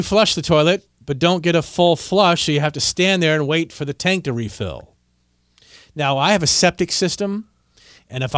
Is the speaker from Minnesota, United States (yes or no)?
no; Northern Virginia, United States; I grew up in Northern Virginia